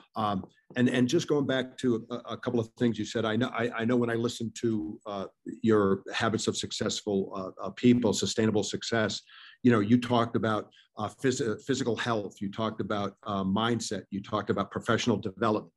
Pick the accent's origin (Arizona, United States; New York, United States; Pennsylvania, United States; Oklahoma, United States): New York, United States; I grew up in in New York